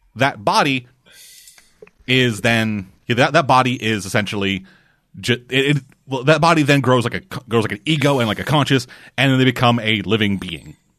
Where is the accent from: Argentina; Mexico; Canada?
Canada; I'm a Canadian.